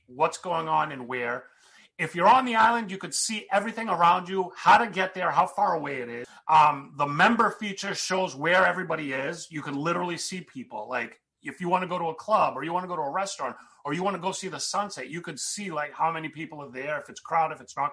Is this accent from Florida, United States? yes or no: no; Boston, Massachusetts, United States; we're Greeks. We're from Boston